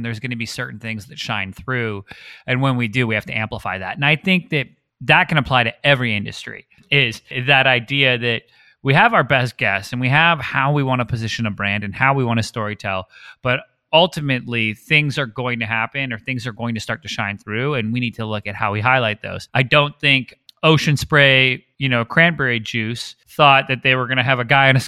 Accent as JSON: {"language": "English", "country": "Canada", "said": "I'm Canadian. So my whole life, I grew up going .ca."}